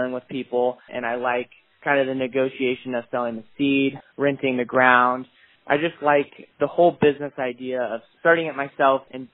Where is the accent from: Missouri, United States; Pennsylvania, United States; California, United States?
Missouri, United States; Northeast; I am from Northeast Missouri, and I harvest native prairie plants